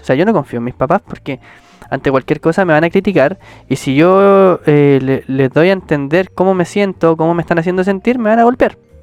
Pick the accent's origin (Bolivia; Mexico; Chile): Chile; somos del país de Chile